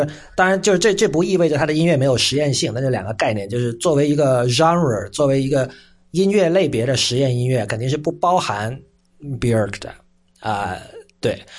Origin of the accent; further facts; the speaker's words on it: Shenzhen, Guangdong, China; 因为我是在深圳长大嘛，所以，呃，在深圳长大有一个好处吧，就是我们从小是看这个香港电视台